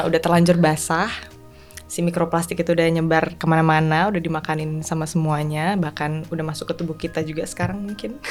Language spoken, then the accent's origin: Indonesian; Bali, Indonesia; now in Jakarta, Indonesia; aku lahir besar di Bali kan, jadi ya sebagian besar hidup aku itu berdampingan dengan uh, laut